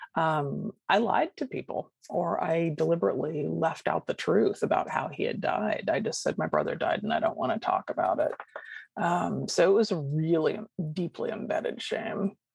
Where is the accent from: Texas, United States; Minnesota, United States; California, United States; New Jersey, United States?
California, United States; Sacramento; I grew up in Sacramento, California, and left there when I was 18 to come down to Southern California for college.